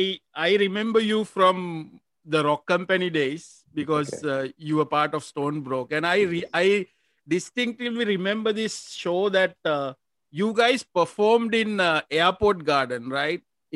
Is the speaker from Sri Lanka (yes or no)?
yes; Negombo, Western Province, Sri Lanka; I'm from Nigambo